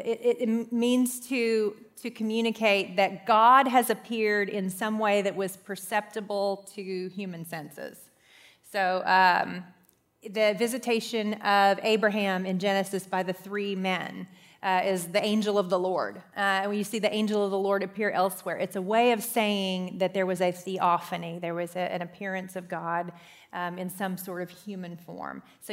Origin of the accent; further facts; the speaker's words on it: Ireland; I'm Irish, so I was kind of into that one.